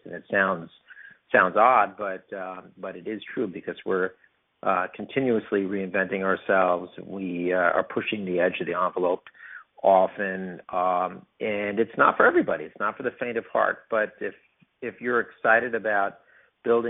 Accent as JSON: {"language": "English", "region": "New York", "country": "United States", "tie": "born or raised there", "also_born_or_lived": "Arizona / Osaka / New Jersey", "moved": "as an adult", "lives_now": "Atlanta, United States", "said": "I'm a New Yorker by birth, and I grew up in New York"}